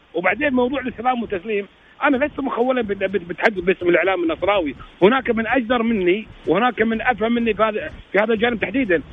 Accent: Kuwait; حتى عندنا في الكويت

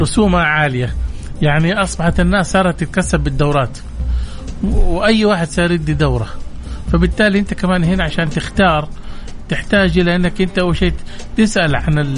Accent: Saudi Arabia; احنا كمجتمع سعودي مسلم

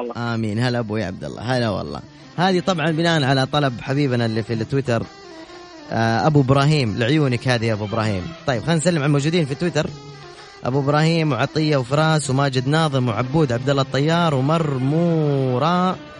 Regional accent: Medina, Medina Province, Saudi Arabia; moved away; طبعاً أنا مسقط رأسي المدينة، ولدت في المدينة، وسكنت في حي البحر

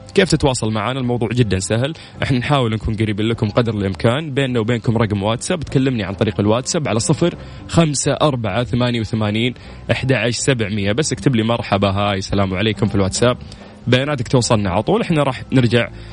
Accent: Saudi Arabia; عندنا في المملكة العربية السعودية

